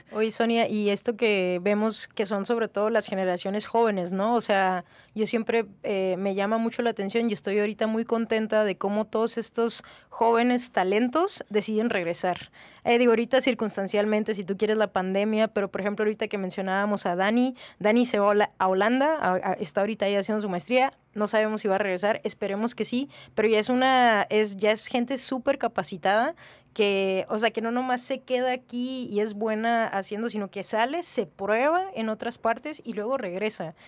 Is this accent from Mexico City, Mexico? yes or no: no; Mexicali, Baja California, Mexico; yo soy de Naí, este, 100% cachanilla